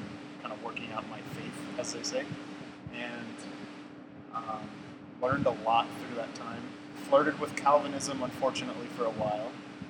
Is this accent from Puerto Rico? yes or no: yes; Puerto Rico; moved away; also born or lived in United States; I was born in Puerto Rico and grew up in a Pentecostal church. And then when we moved to the States, went through a few different kinds of charismatic churches